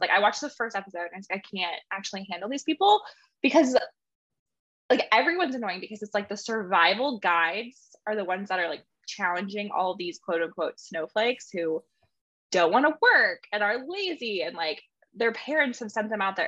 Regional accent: Montana, United States; I grew up in Montana.

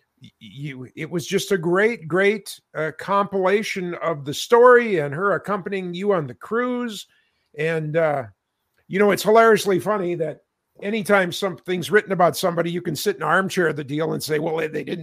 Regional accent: Minnesota, United States; in my hometown

